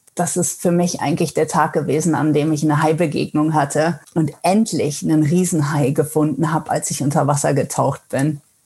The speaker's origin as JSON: {"language": "German", "country": "Netherlands", "tie": "born or raised there", "first_language": "German and Dutch", "moved": "as an adult", "lives_now": "Gothenburg, Sweden", "said": "ich bin eigentlich gebürtig aus Holland"}